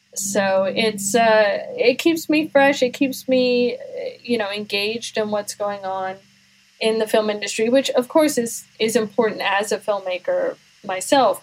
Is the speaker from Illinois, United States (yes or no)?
no; Washington, District of Columbia, United States; now in Houston, United States; I grew up in the Washington D.C. area, uh, so I'm not local to Houston where I am now.